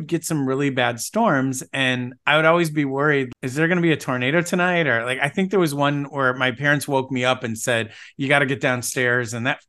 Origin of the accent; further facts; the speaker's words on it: Grosse Pointe, Michigan, United States; That was one of the treats of growing up in Michigan